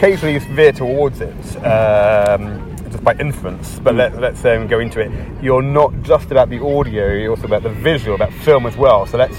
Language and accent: English; England, United Kingdom; But you can tell my accent. I'm from England.